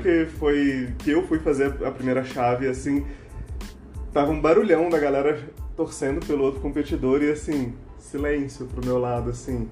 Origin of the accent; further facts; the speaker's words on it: Anápolis, Goiás, Brazil; now in Brasília, Brazil; É, eu tô aqui em Brasília, mas eu não sou originalmente de Brasília. Eu sou de Anápolis, Goiás